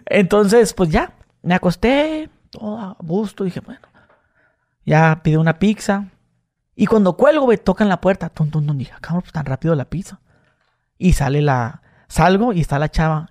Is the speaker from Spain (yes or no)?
no; Tijuana, Baja California, Mexico; yo soy acá de, este, de Tijuana